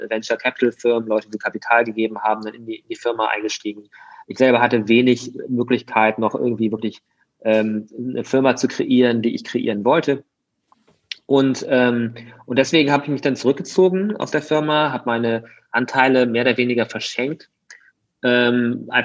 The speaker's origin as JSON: {"language": "German", "town": "Mönchengladbach", "region": "North Rhine-Westphalia", "country": "Germany", "tie": "born or raised there", "said": "ich bin in Mönchengladbach groß geworden. Ähm, also irgendwie ähm, Kleinstadt, würde ich mal sagen, Stadt, aber trotzdem klein."}